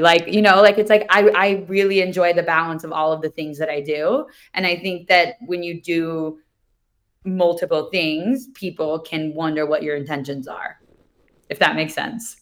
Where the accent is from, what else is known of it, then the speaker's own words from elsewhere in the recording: Kansas City, United States; I grew up in Kansas City, so not around the water